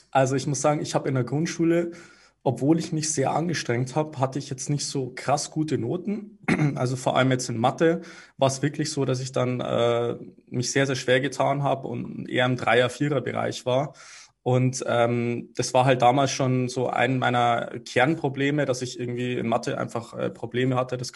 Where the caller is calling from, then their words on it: Munich, Bavaria, Germany; Ich schalte jetzt gerade aus München zu.